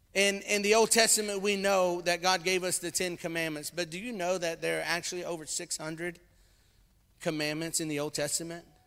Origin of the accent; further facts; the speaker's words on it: Louisiana, United States; moved away; I came from Louisiana. I came from the swamps and the bayous of Louisiana, and we like sweet tea